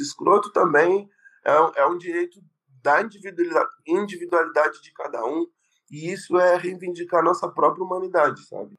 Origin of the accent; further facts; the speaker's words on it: Pelotas, Rio Grande do Sul, Brazil; moved away as an adult; now in São Paulo, Brazil; cresci na Guabiroba, bairro, é, um dos bairros mais undergrounds de, de Pelotas.